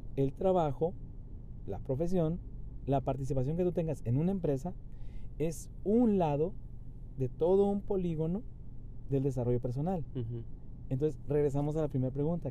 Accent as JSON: {"language": "Spanish", "region": "Chihuahua", "country": "Mexico", "tie": "born or raised there", "also_born_or_lived": "Monterrey", "said": "mi mayor experiencia pues fue en el estado de Chihuahua, mi ciudad natal"}